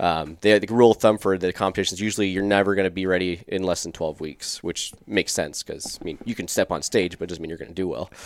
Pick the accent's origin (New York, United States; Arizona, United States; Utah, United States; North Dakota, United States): Arizona, United States; Scottsdale; also born or lived in California; I was born in California, grew up in South Scottsdale